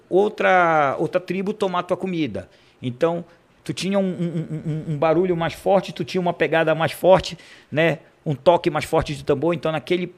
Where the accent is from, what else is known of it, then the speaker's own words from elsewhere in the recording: Cametá, Pará, Brazil; moved away; Nasci em Cametá, uhum. né, do qual tenho muito orgulho de falar que eu sou cametaense